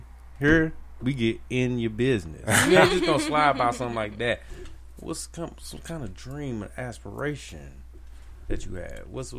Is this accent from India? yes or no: no; Wichita, Kansas, United States; I'm from Wichita. I was born in Wichita.